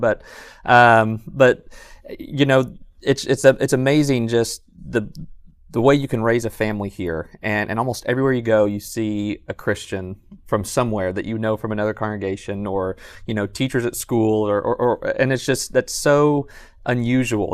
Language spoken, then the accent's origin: English; Southern California, United States; moved away as an adult; also born or lived in San Jose, California; now in Athens, Alabama, United States; I grew up in Southern California and was preaching actually in Northern California, San Jose area